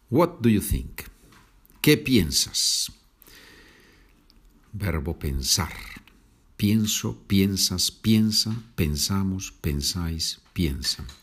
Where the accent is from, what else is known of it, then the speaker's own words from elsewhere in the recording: Spain; que yo soy de España. You think that I am from Spain. And it is correct. I am from Spain.